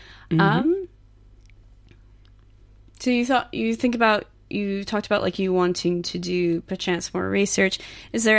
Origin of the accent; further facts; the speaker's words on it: Texas, United States; moved away as an adult; now in Sydney, Australia; I come from Texas